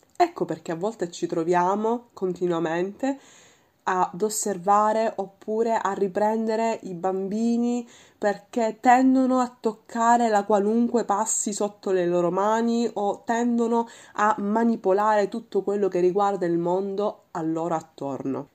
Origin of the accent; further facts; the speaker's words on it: Sicily, Italy; la mia terra, che è la Sicilia